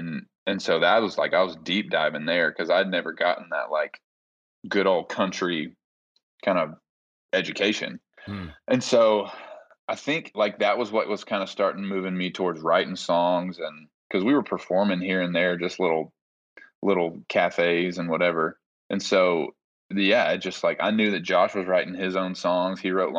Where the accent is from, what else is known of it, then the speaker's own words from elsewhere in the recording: Nashville, Tennessee, United States; maybe mine was growing up in Nashville